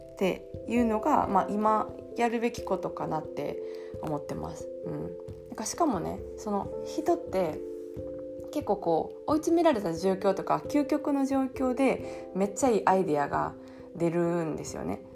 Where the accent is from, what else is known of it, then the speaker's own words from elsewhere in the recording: Kansai, Japan; accent: Kansai intonation; moved away as an adult; now in Paris, France; イントネーションでバレてるとは思うんですけど、あの、関西出 身なんですけど、私。